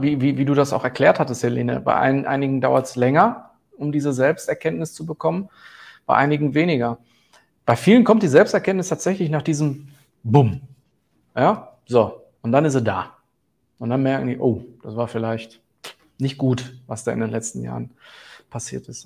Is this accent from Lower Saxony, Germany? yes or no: no; Herten, North Rhine-Westphalia, Germany; ich komme aus dem Ruhrgebiet